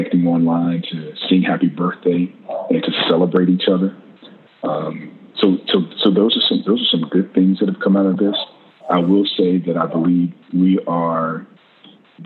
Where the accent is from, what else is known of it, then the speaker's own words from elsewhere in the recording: the South, United States; as Americans, as a Southerner